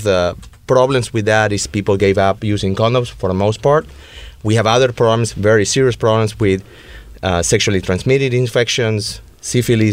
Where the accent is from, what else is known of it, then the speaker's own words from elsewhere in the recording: Buenos Aires, Argentina; now in West Hollywood, United States; born and raised in Buenos Aires, and this accent is not fake.